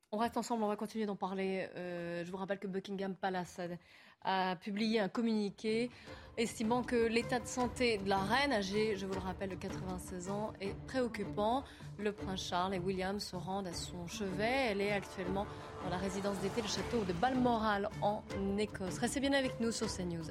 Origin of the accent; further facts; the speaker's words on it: France; on est français